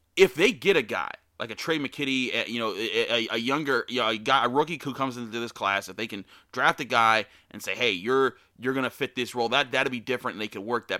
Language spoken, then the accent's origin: English; Pittsburgh, Pennsylvania, United States; I grew up in Pittsburgh, so it's kinda bred into you